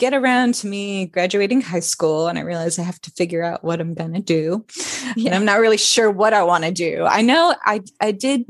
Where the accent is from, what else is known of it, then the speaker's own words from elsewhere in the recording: Florida, United States; And then I grew up in Florida and moved around a lot.